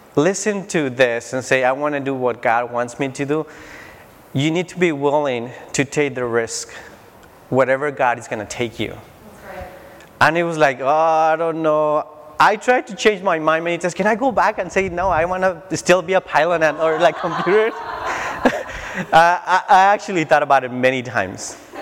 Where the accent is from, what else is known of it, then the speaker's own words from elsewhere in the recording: Tijuana, Baja California, Mexico; moved away; I grew up in Tijuana, Mexico